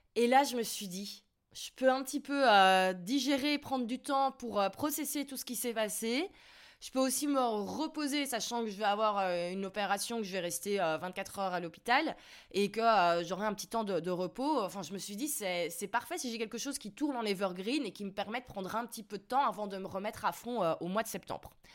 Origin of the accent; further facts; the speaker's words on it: Belgium; j'ai toujours un, plus gros choc culturel en tant que Belge